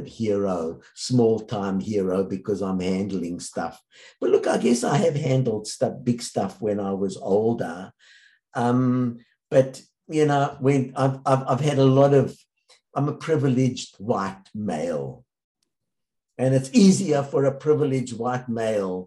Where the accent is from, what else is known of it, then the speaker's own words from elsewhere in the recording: South Africa; I grew up in South Africa